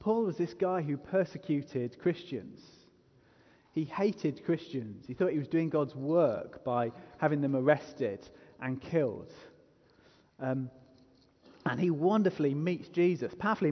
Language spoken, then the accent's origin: English; England, United Kingdom; I am unapologetically English